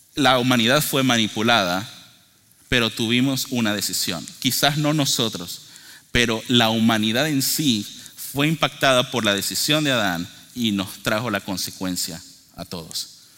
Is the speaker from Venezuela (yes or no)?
yes; Venezuela; yo soy de Venezuela